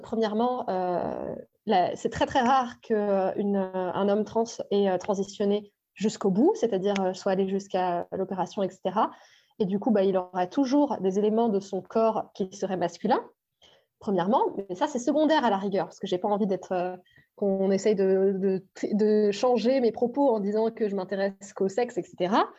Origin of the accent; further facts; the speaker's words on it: Brittany, France; moved away; Je suis bretonne.